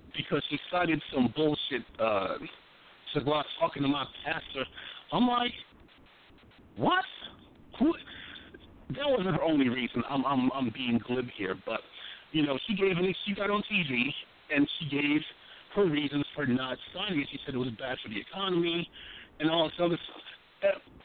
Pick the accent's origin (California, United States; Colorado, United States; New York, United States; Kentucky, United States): New York, United States; moved away; also born or lived in Washington, D.C.; I was from New York